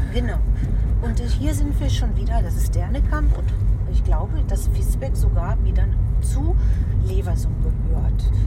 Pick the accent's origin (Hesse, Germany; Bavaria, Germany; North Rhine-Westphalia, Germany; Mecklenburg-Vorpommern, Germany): North Rhine-Westphalia, Germany; Lüdinghausen; moved away; ich bin ja auch in Seppenrade groß geworden